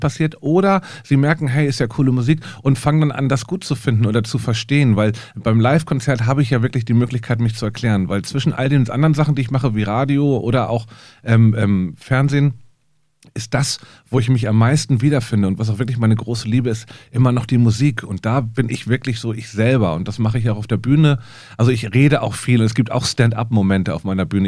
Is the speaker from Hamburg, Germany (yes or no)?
yes; Hamburg, Germany; ich komme aus Hamburg